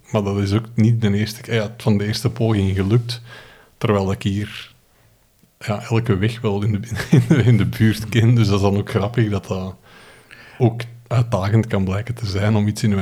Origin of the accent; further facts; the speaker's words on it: Flanders, Belgium; born there; één in mijn geboortestreek, de Kimpen. vertrekken eh, vertrekken van Turnhout richting Eindhoven en terug.